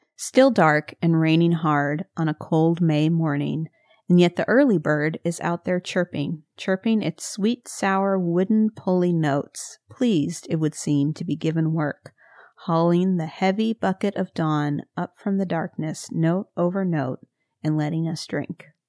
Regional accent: Missouri, United States; I'm from Missouri

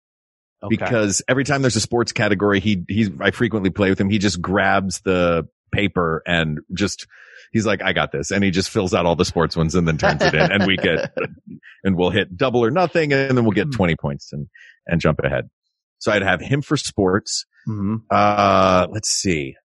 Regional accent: the South, United States; I'm from the South.

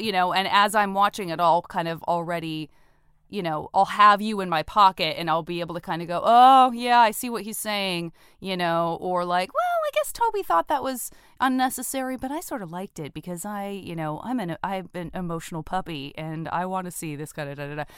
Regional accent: Tucson, Arizona, United States; I'm from Tucson

